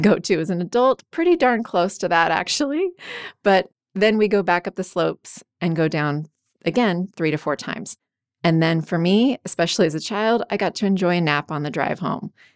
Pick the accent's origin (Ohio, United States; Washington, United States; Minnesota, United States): Washington, United States; when I was a kid growing up in Washington State